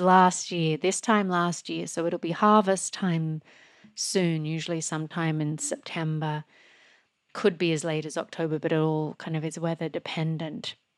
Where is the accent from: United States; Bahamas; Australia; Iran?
Australia; moved away; when I grew up in Australia